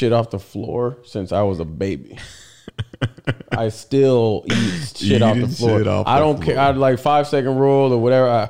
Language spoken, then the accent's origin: English; Texas, United States; we're from Texas. We like, that's hurricane